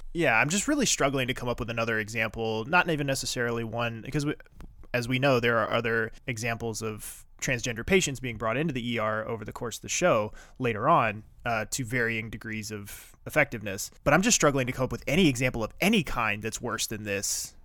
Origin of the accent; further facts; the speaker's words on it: East Coast, United States; moved away; I grew up on the East Coast